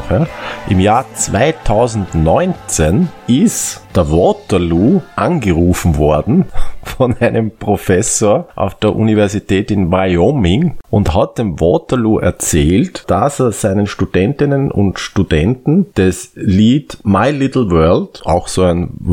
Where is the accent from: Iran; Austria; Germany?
Austria; Da können halt wir als Österreicher nur Lochen drüber.